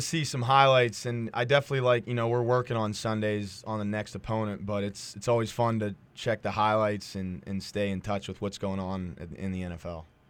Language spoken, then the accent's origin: English; Edinboro, Pennsylvania, United States; I'm from Edinburgh and I've, I've been around here